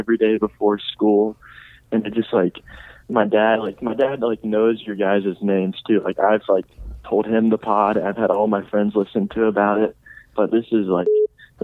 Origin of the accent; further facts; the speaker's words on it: Ohio, United States; I'm from Ohio